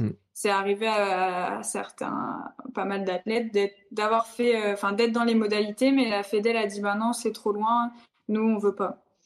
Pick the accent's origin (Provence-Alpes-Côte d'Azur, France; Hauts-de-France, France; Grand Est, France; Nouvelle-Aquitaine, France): Hauts-de-France, France; the North; je viens, je viens, du Nord